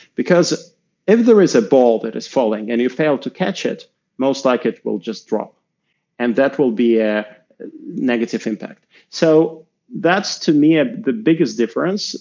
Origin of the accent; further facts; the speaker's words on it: Moscow, Russia; I'm Russian. I grew up in Moscow